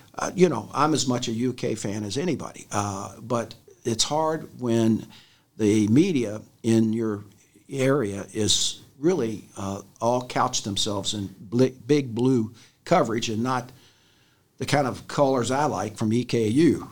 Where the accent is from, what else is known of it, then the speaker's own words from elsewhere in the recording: Louisville, Kentucky, United States; I am from Jefferson County, grew up in, uh, the west end of Louisville